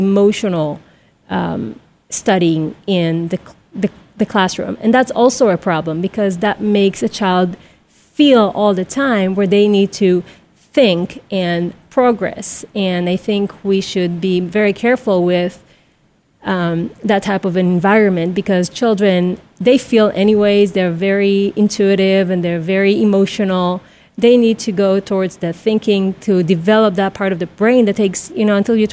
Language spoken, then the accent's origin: English; Israel; moved away; I'm from Israel, so I would come home, throw my backpack, leave the house until some mother would scream at one of us